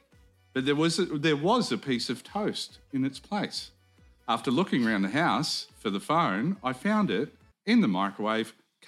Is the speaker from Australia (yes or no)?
yes; Singleton, New South Wales, Australia; From my hometown, Singleton, in the Hunter Valley, New South Wales.